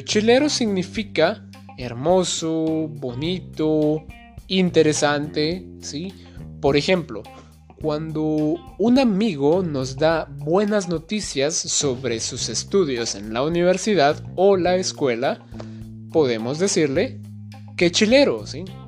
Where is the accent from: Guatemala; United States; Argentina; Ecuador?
Guatemala; soy un maestro español nativo de Guatemala